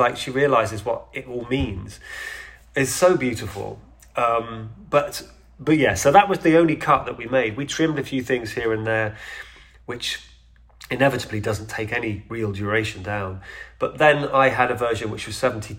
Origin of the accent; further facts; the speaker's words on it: United Kingdom; I'm a Brit